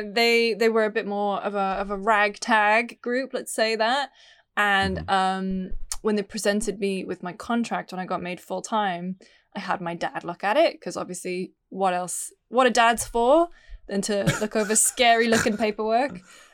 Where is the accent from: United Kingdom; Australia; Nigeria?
United Kingdom; As a British person, right?